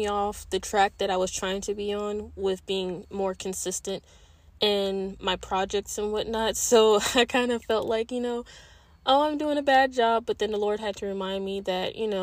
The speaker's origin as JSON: {"language": "English", "region": "East Coast", "country": "United States", "moved": "as an adult", "said": "I'm originally from the East Coast. And all I know is the East Coast"}